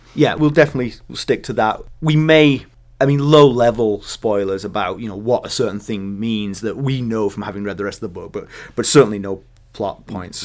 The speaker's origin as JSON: {"language": "English", "region": "England", "country": "United Kingdom", "said": "being English"}